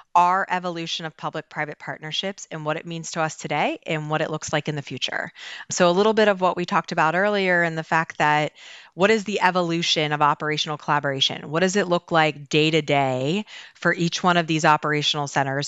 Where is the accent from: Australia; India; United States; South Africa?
United States; Baltimore, Maryland; I am born and raised in Baltimore